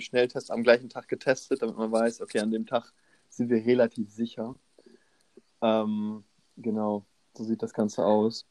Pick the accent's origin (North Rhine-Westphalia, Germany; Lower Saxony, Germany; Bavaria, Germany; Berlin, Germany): Lower Saxony, Germany; Osnabrück; now in Hannover, Germany; Ich bin jetzt in Osnabrück. Meine ganzen Freunde, die ich einmal im Jahr durch die Schulzeit sehe, sind auch in Osnabrück